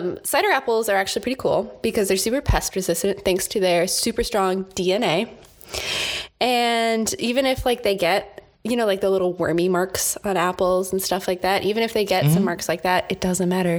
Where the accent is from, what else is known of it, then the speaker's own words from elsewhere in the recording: United States; we are American